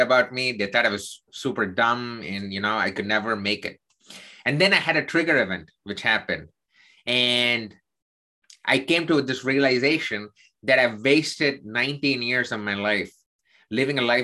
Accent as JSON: {"language": "English", "region": "South India", "country": "India", "tie": "born or raised there", "said": "I'm Indian. I grew up in the southern part of India."}